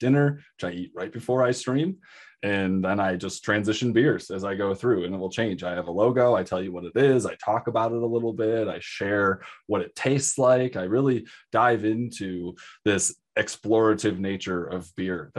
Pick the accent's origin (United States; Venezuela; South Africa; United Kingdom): United States; Michigan; moved away; I'm from Michigan. I got him when I still lived in Michigan.